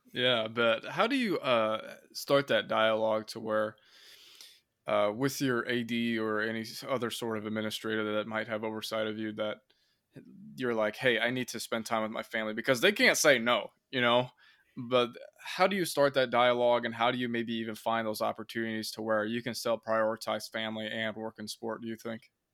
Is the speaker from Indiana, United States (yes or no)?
yes; Indiana, United States; from my hometown here in Indiana